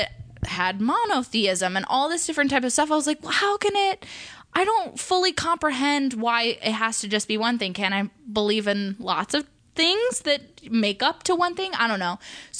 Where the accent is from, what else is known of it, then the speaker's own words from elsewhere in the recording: Thousand Oaks, California, United States; Thousand Oaks.